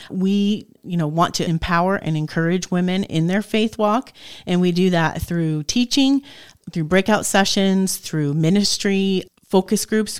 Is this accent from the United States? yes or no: yes; New Jersey, United States; moved away as an adult; also born or lived in Appalachia / Dallas, Pennsylvania; now in Northeast Pennsylvania, United States; so my husband and I both grew up in New Jersey.